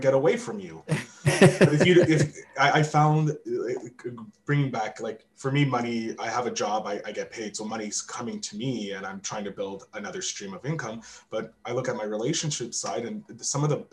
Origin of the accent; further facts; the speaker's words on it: Canada; as a Canadian